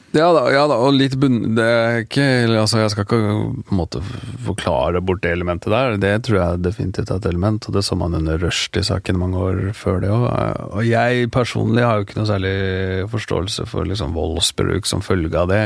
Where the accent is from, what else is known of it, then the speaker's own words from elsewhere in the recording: Norway; Da jeg vokste opp, hvert fall, så var det en veldig sånn vi var en veldig sånn blanda gjeng eh, av folk fra, ja, fra, fra både Norge og, foreldre fra andre land